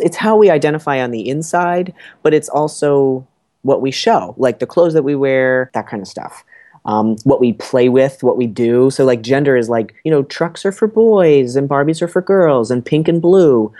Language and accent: English; New Jersey, United States; moved away as an adult; also born or lived in Boston; I'm from New Jersey